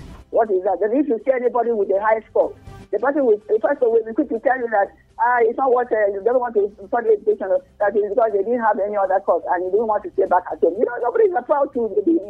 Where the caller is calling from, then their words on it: Russia; I don't know, I'm calling from Russia.